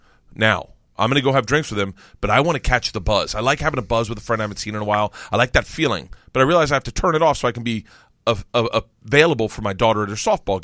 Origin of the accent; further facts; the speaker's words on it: Florida, United States; I grew up in Florida, though.